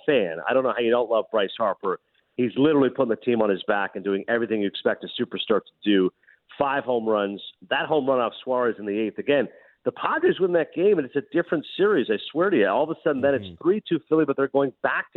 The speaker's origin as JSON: {"language": "English", "country": "Canada", "said": "us as Canadians"}